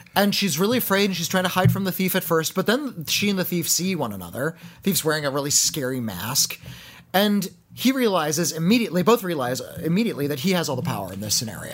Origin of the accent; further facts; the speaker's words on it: United States; I'm American